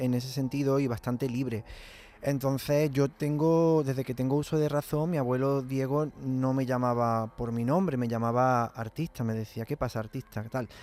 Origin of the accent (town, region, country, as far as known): Villa del Río, Andalusia, Spain